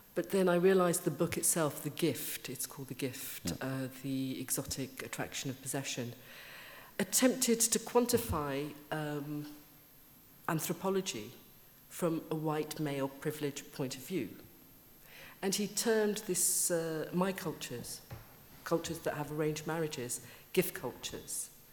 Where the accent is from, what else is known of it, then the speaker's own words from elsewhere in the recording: Birmingham, West Midlands, United Kingdom; accent: Brummie; moved away; I grew up in Birmingham